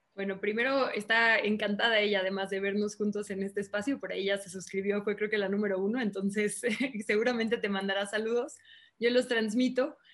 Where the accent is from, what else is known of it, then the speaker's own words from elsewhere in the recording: Mexico City, Mexico; also born or lived in Monterrey, Nuevo León; Yo alcancé a nacer en Monterrey, pero he vivido aquí prácticamente toda mi vida, ¿no? Entonces soy así el estereotipo de chilanga, ¿no?